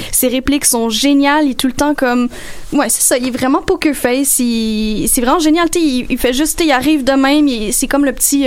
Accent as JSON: {"language": "French", "town": "Sainte-Julie", "region": "Quebec", "country": "Canada", "said": "chez nous à Sainte-Julie dans mon bungalow"}